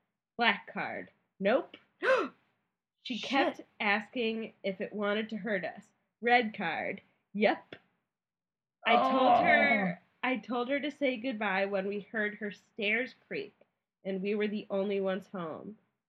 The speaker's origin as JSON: {"language": "English", "town": "Naperville", "region": "Illinois", "country": "United States", "tie": "born or raised there", "said": "Side note, I grew up in Naperville. My family built the house we lived in, which at the time was at the beginning of our subdivision."}